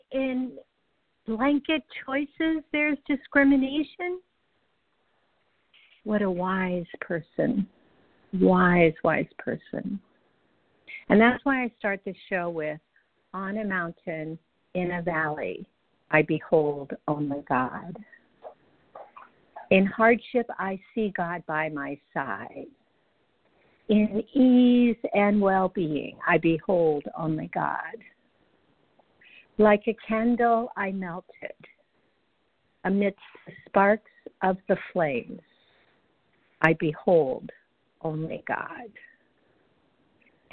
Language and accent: English; the Bible Belt, United States; I grew up in the Bible Belt